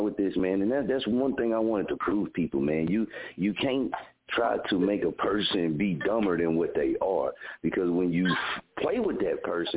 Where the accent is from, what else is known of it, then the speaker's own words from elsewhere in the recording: Muskogee, Oklahoma, United States; I'm from Muskogee